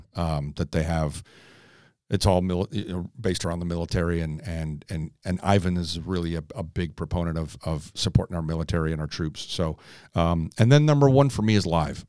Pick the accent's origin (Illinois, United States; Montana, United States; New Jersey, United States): Illinois, United States; Chicago; being from, born and raised in Chicago